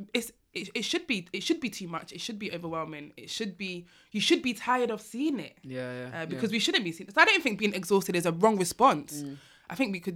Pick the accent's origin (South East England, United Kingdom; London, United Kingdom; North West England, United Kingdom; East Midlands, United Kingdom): North West England, United Kingdom; Manchester; I'm from Manchester